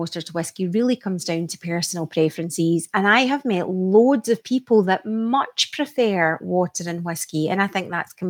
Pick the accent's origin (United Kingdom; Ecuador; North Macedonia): United Kingdom; Isle of Mull, Scotland; I've been growing up on the Isle of Mull at one point where we lived, the water came straight off the hill